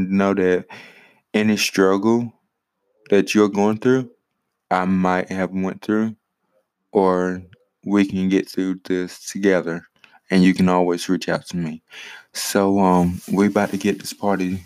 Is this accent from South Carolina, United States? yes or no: yes; Greenwood, South Carolina, United States; also born or lived in Richmond, Virginia / Saluda, South Carolina; now in Ninety Six, United States; I was born in Greenwood, South Carolina. Now, granted, I have lived in Richmond, Virginia. I have lived in Saluda, South Carolina. And now I stay in a small town named 96, South Carolina.